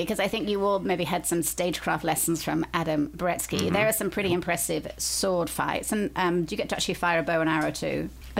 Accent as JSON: {"language": "English", "area": "Lancashire", "region": "North West England", "country": "United Kingdom", "accent": "Lancashire", "said": "if I was going to read it in my Lancashire accent"}